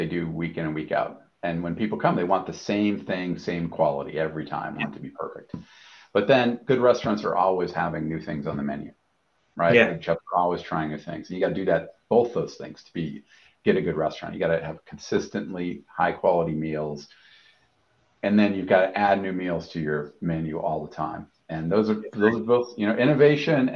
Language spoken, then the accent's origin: English; Massachusetts, United States; I'm from Massachusetts